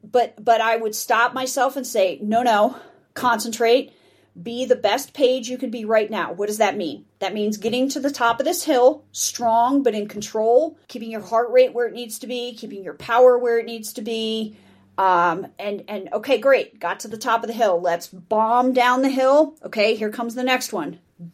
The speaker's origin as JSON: {"language": "English", "town": "Denver", "region": "Colorado", "country": "United States", "said": "I'm from Denver."}